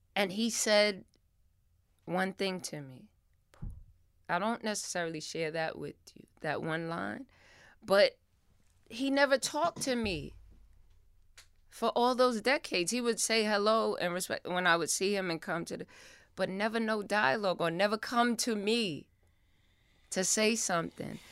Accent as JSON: {"language": "English", "town": "New York City", "region": "New York", "country": "United States", "tie": "born or raised there", "said": "I lived in the Bronx, and I'm from the Bronx"}